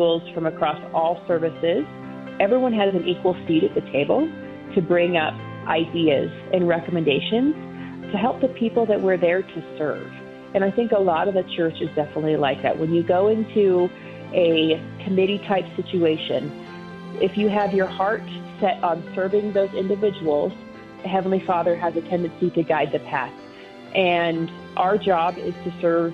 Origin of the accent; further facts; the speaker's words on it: Nebraska, United States; moved away as an adult; now in Colorado Springs, United States; I am originally from Nebraska